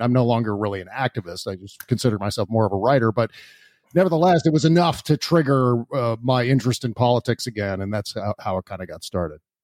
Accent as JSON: {"language": "English", "town": "Washington", "region": "District of Columbia", "country": "United States", "tie": "born or raised there", "also_born_or_lived": "Virginia", "said": "I was born in Washington, D C"}